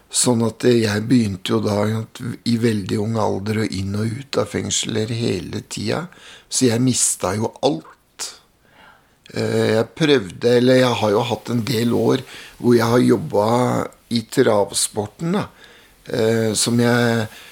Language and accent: Norwegian; Mjøndalen, Buskerud, Norway; Hjemme i Mjøndalen så var det sånn at det var to miljøer